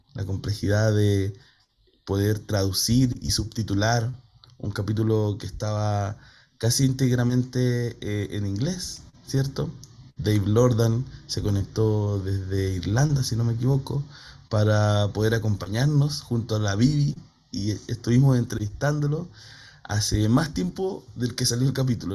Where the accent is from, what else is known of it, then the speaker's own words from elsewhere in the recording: Chile; nos cruza como chilenas, chilenos